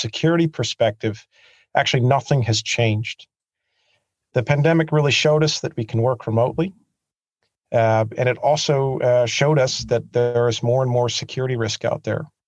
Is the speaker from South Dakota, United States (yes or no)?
no; Pennsylvania, United States; also born or lived in New York / Sweden; now in Switzerland; I'm actually from Pennsylvania